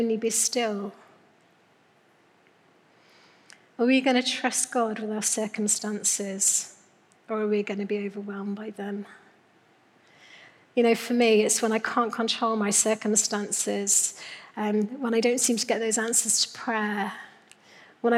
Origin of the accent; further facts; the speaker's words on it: Newquay, South West England, United Kingdom; moved away; I'm from Cornwall, Newquay girl. So this is this summer I took my kids for the first time back to Newquay, where I grew up